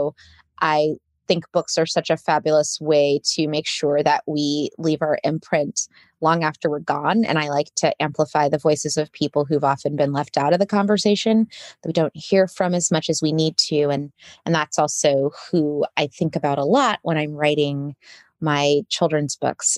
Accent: Saudi Arabia; also born or lived in United States; I come from the Carolinas originally. It's my origin story. And am the descendant of sharecroppers and also the descendant of educators. And I grew up as an expat in Saudi Arabia. So I consider myself a little bit of a third culture kid

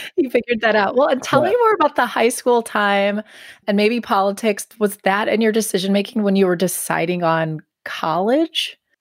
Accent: Milwaukee, Wisconsin, United States; moved away; also born or lived in Washington, D.C.; I grew up in in the Milwaukee area

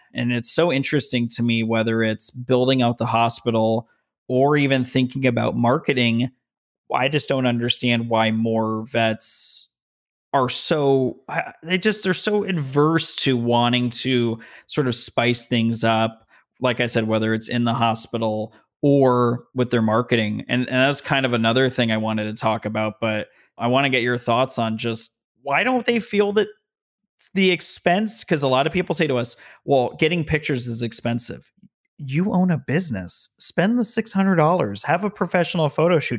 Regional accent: Las Vegas, Nevada, United States; also born or lived in Denver; now in Southern California, United States; I'm from Vegas, a lot of strip malls

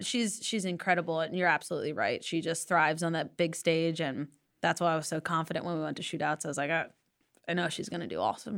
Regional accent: Delaware, United States; moved away; I grew up in Delaware.

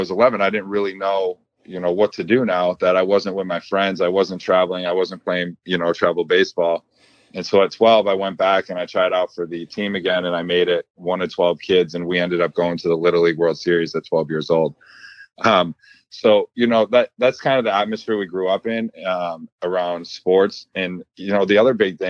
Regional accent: Buffalo, New York, United States; we were above average athletes for Buffalo, New York.

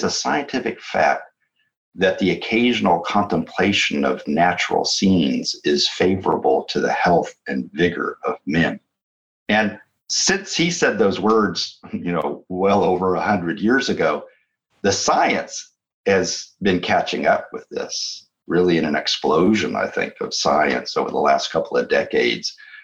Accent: San Joaquin Valley, California, United States; moved away; I grew up in California, in the San Joaquin Valley of California

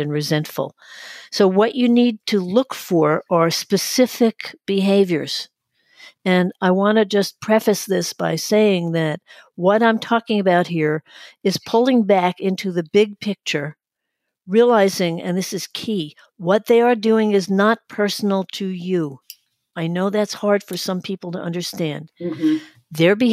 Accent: New York City, New York, United States; now in Florida, United States; I'm originally from Brooklyn, New York, and I identify as a New Yorker, although I am living in Florida

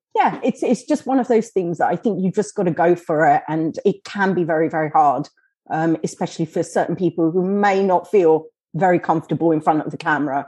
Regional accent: Kenya; we're from Kenya.

